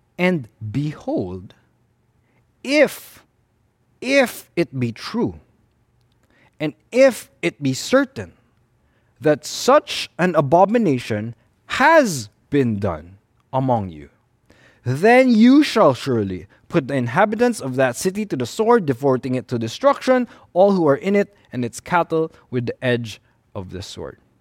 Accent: Philippines; in the Filipino-Chinese culture, we tend to veer towards the avoidance of conflict and confrontation

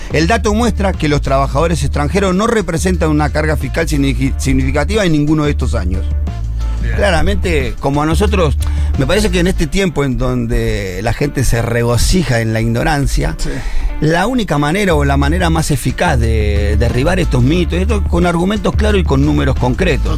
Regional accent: Argentina; Y los hijos de bolivianos son tan argentinos como yo

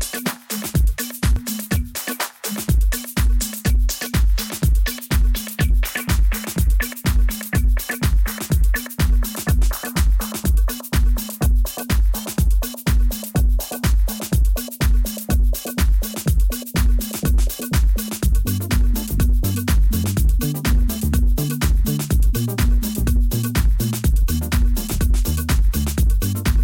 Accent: New York, United States; we grew up together in New York.

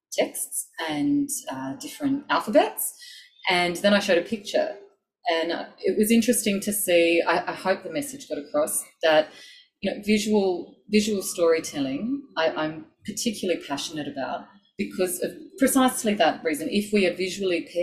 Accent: Sydney, New South Wales, Australia; I grew up in Sydney on Darug country.

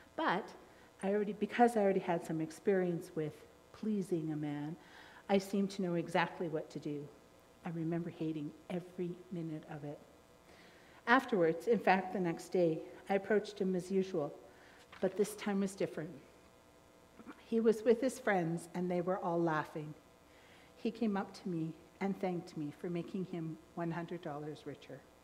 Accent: Trail, British Columbia, Canada; I was born in Trail

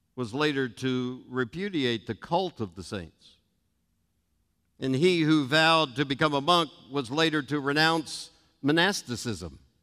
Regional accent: United States; I'm an American by birth, a Christian by second birth, a Nazarene by choice and conviction

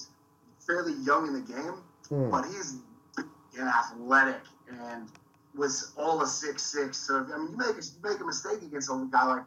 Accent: United States; moved away as an adult; now in Australia; I'm an American.

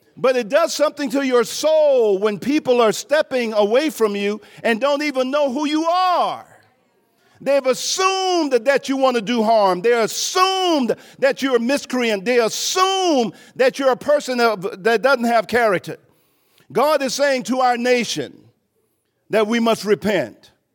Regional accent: Thibodaux, Louisiana, United States; moved away; I'm from Thibodeau, Louisiana, uh, fifty-five miles southwest of New Orleans. Uh, grew up drinking from colored fountains

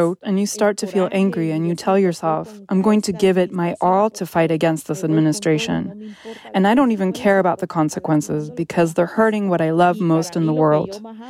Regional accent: El Salvador; English is a second language; I grew up in El Salvador, and in El Salvador, they say what happens when you cross the threshold of your house stays inside your house.

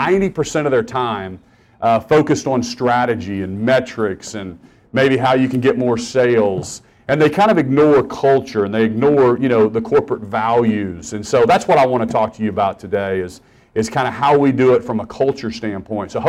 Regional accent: Norman, Oklahoma, United States; also born or lived in Stillwater, Oklahoma; I grew up in Norman, Oklahoma

